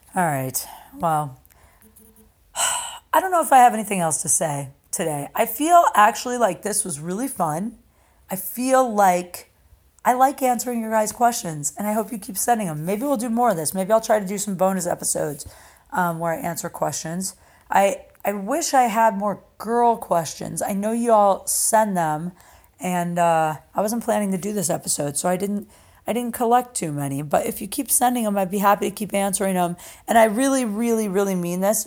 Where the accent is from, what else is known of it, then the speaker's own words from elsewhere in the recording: Canton, Ohio, United States; doing a show at my hometown, Canton, Ohio